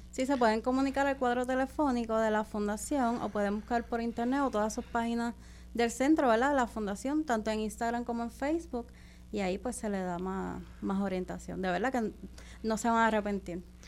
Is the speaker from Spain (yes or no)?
no; Caguas, Puerto Rico; soy de Pueblo de Caguas